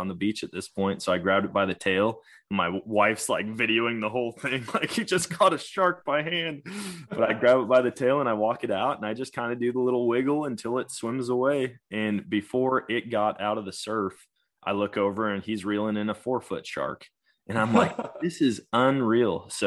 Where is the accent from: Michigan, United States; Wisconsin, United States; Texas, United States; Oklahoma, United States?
Wisconsin, United States; I'm from Wisconsin, man. We don't have things like this there.